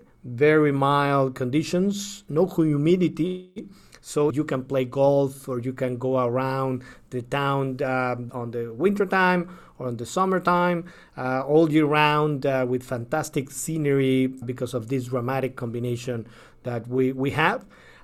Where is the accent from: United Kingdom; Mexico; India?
Mexico; I am from Mexico